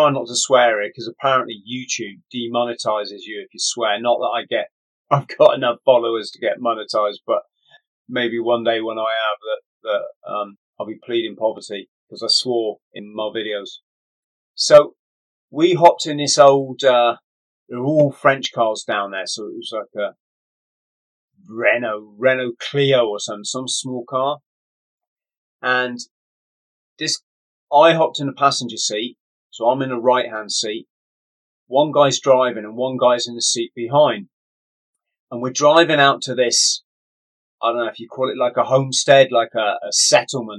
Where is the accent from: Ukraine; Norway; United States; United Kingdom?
United Kingdom; England; I'm an English tourist.